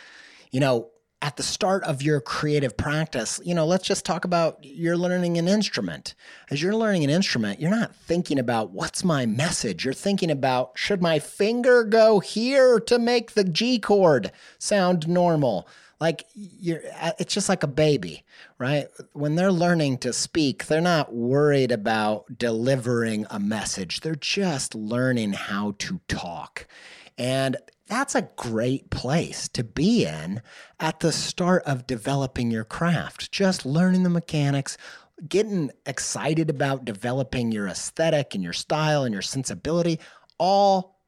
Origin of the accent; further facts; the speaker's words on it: Midwest, United States; I grew up in the Midwest Bible Belt, and we would hear these bands that were trying to connect with the youth